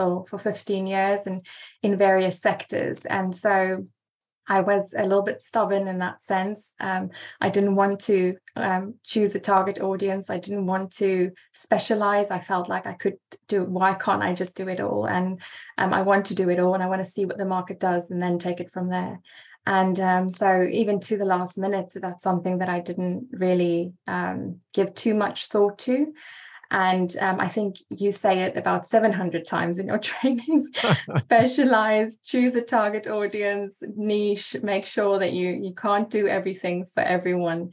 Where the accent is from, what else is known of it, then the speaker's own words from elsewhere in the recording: South Africa; also born or lived in England, near Oxford; now in Oxford, United Kingdom; So I am a South African living in the UK